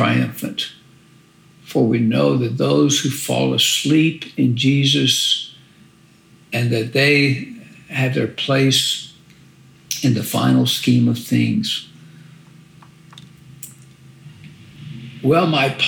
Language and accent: English; South Louisiana, United States; as a young boy growing up in South Louisiana